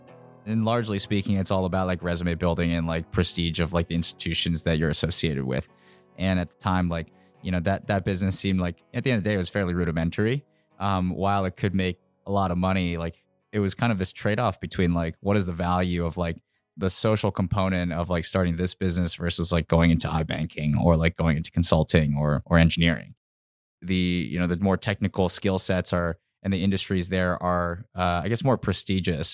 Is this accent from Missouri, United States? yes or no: no; Virginia, United States; growing up in Virginia, going to college in Virginia